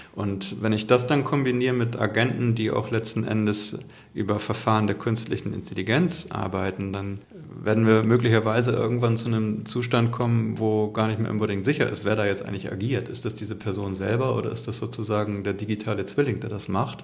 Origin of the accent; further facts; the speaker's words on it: Hamburg, Germany; ich komme ja aus Hamburg und haben unser hanseatisches Understatement